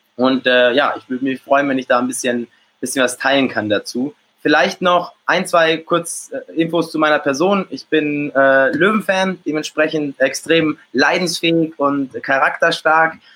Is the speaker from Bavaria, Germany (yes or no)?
yes; Munich, Bavaria, Germany; geboren in, in München und aufgewachsen auch in München, bin dann auch hier äh, zur Schule gegangen